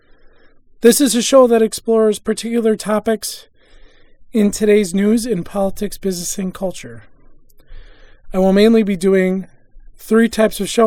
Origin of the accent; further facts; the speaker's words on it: Wisconsin, United States; my home state of Wisconsin